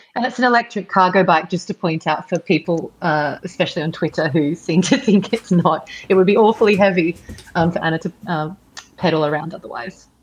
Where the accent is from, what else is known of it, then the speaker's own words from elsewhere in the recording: Sydney, New South Wales, Australia; moved away; I am in Sydney at the moment, which is my hometown